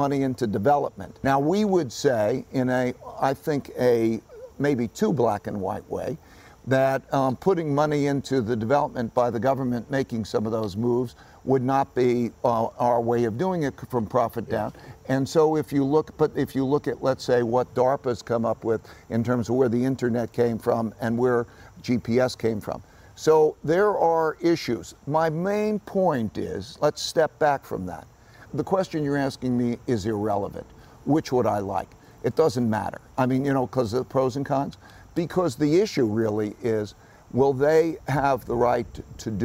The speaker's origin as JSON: {"language": "English", "country": "United States", "tie": "born or raised there", "said": "I grew up in America, which was a land of opportunity for me."}